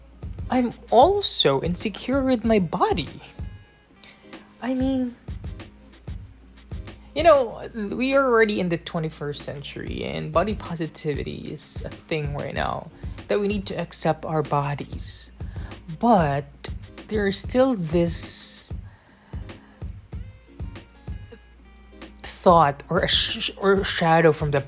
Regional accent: Philippines; I'm from the Philippines

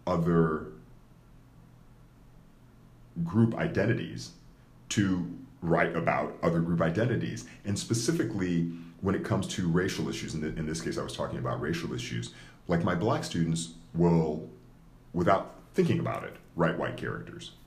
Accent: United States; I was raised here as an American

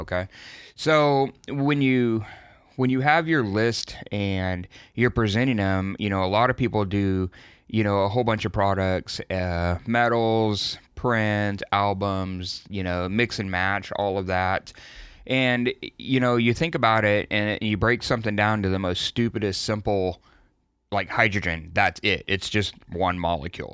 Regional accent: Texas, United States; I'm from Texas.

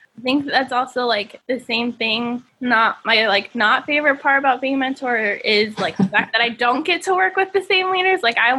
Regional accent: Tennessee, United States; also born or lived in Indiana; now in California, United States; Cause like I grew up in Tennessee and then Indiana. And so when I moved to California, a little bit of a culture shock because I was like, a lot of people here speak differently.

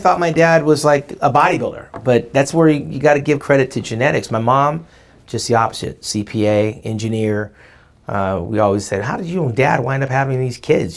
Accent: Orange County, California, United States; I come from Lily White, Orange County.

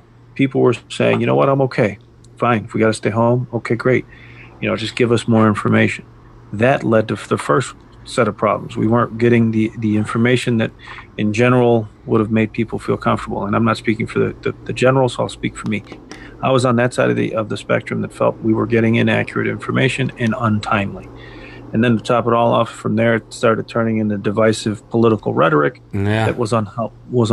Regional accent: United States; as Americans

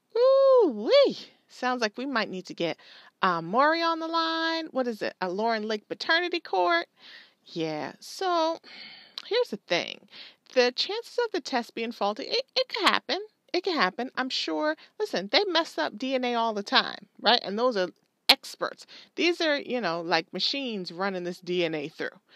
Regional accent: Jamaica; I'm Jamaican.

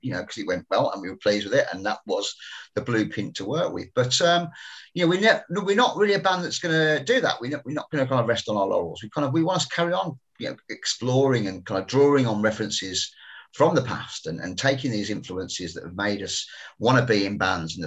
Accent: West Midlands, United Kingdom; because we're from the Midlands, we've got a very independent sense of our identity up here. We're not Northerners

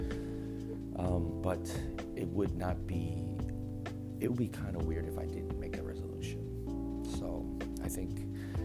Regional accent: Bay Area, California, United States; I was born and raised out here in the Bay Area

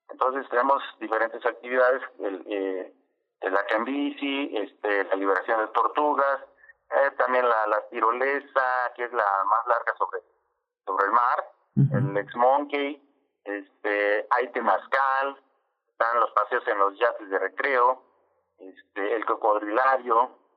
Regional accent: Acapulco, Guerrero, Mexico; yo nací en Acapulco Sí, soy, soy acapulqueño de nacimiento.

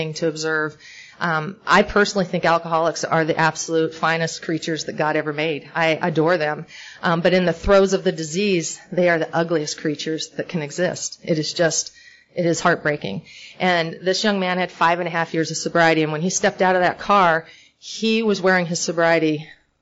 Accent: Oregon, United States; also born or lived in Northern California / Hollywood, California; now in Portland, United States; I'm from Oregon

